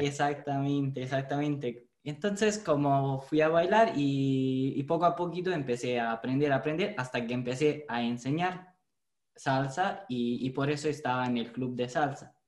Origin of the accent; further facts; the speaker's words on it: Italy; Spanish is a second language; soy italiano. De hecho, el español no es mi, mi primer idioma